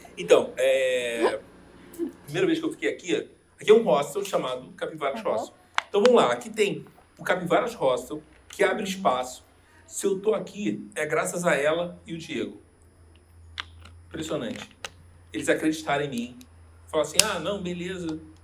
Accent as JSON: {"language": "Portuguese", "region": "Rio de Janeiro", "country": "Brazil", "moved": "as an adult", "lives_now": "Curitiba, Brazil", "said": "sou carioca"}